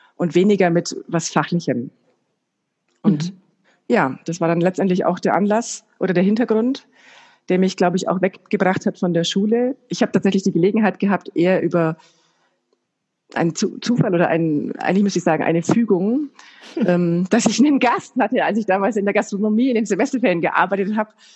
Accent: Bayreuth, Bavaria, Germany; ich komme aus Bayreuth

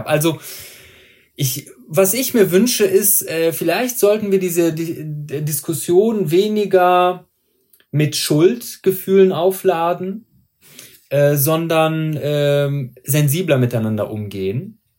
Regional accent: Iran; born there; ich bin im Iran geboren, der Iran wurde nie kolonialisiert, äh, war aber äh, äh, hat, hatte aber Kolonien gehabt.

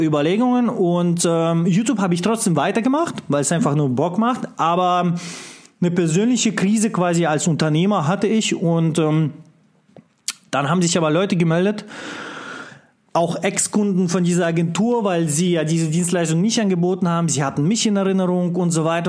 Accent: Russia; moved away; als einer, der im kommunistischen Land geboren wurde in Russland

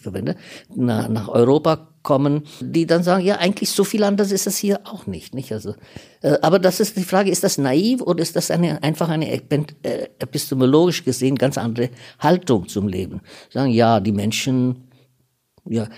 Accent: India; now in Germany; Ich bin teilweise Inder

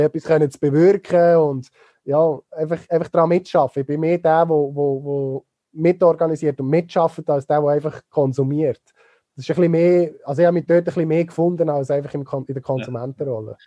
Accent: Niedergösgen, Solothurn, Switzerland; Ich komme aus Niedergösgen ursprünglich und äh, bin natürlich mit dem Feelgood Festival aufgewachsen dort

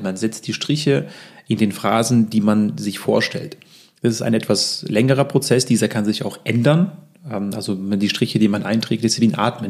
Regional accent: Russia; also born or lived in Lübeck, Germany; now in Munich, Germany; wir kommen ja zwar aus Russland, aber ich war seit vielen, vielen Jahren nicht mehr in Russland

